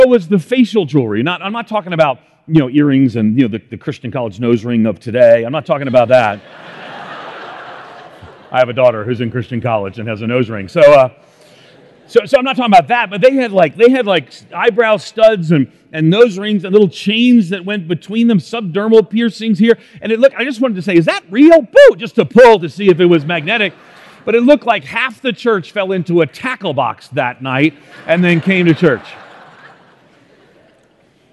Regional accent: outside of New York City, United States; moved away; where I grew up outside of New York City, we neither yee nor do we yaw

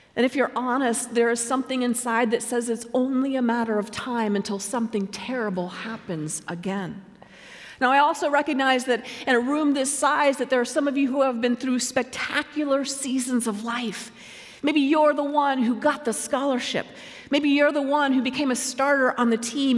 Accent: Colorado, United States; I was living in my home state of Colorado

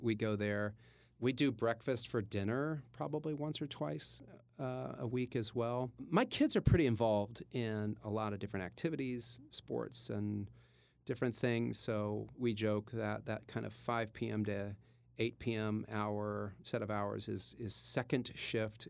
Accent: Louisville, Kentucky, United States; moved away; I'm from Louisville, Kentucky, and born and raised, and went to high school there

